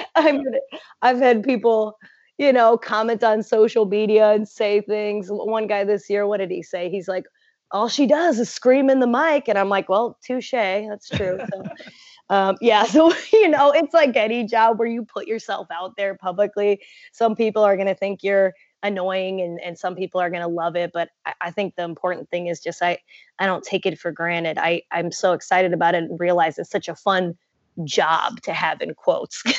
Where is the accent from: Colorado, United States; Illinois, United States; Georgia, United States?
Illinois, United States; south of Chicago, a small town in; moved away as an adult; also born or lived in Indiana; my hometown is a small town in Illinois, south of Chicago. And so I grew up watching Chicago sports